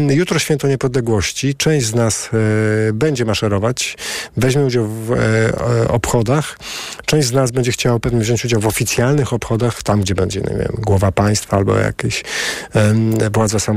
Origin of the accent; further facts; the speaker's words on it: Warsaw, Masovian Voivodeship, Poland; Może, bo jestem z Warszawy, z pokolenia na pokolenie, z rodziną, która walczyła w Powstaniu Warszawskim i pamiętam, jak wygląda radość, gdy nadchodzi święto.